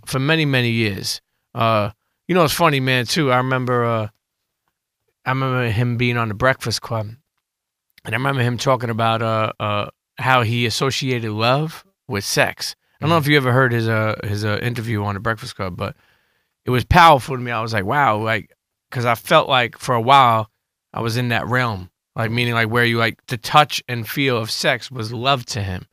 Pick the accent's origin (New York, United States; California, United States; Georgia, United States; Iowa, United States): New York, United States; New York City; moved away; I'm Italian, but I grew up in Coney Island